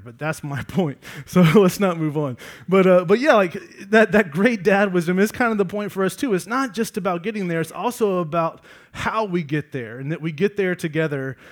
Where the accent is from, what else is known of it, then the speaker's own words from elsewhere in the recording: Georgia, United States; I grew up in Georgia